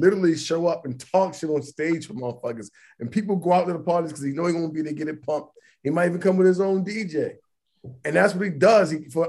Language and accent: English; Atlanta, Georgia, United States; They did it going to Atlanta. We're from Atlanta.